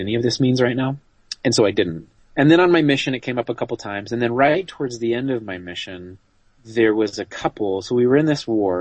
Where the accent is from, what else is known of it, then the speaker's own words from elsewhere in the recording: Utah, United States; I grew up in Utah